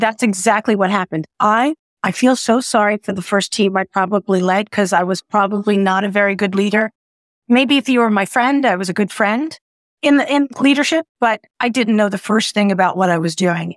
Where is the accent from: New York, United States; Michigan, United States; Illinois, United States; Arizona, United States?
New York, United States; New York City; also born or lived in central New Jersey; now in New Jersey, United States; I'm a New Yorker because once you're born there, grow up there, I'm just a New Yorker living in the suburbs